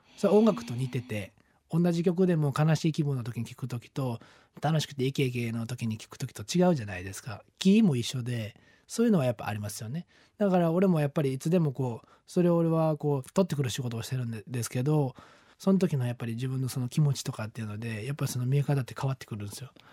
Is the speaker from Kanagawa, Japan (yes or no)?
no; Kawanishi, Hyogo, Japan; 俺、出身が兵庫県の 川西市っていうとこなんですよ。出身がっていうかずっとそこにまあ住んでるんですけど